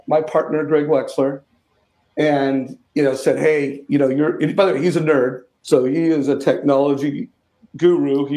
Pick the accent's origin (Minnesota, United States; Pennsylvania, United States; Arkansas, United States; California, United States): California, United States; Huntington Beach; I grew up in Huntington Beach